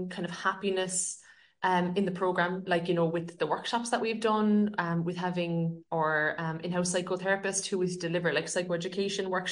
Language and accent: English; West Cork, Munster, Ireland; also born or lived in Sydney, Australia; I'm from West Cork